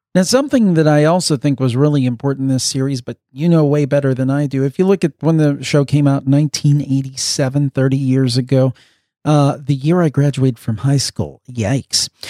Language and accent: English; Ohio, United States; moved away; my home state, in Columbus, Ohio.